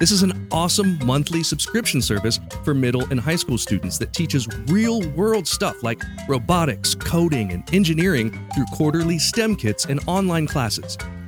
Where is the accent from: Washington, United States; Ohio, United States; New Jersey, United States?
Ohio, United States; I grew up in Ohio, still live in Ohio today, and I hardly hear either of those words used around here.